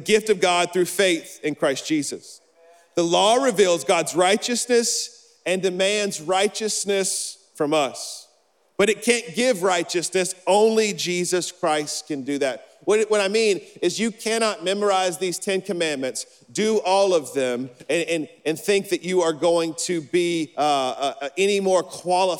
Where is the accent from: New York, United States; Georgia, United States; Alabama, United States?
Alabama, United States; I'm from Alabama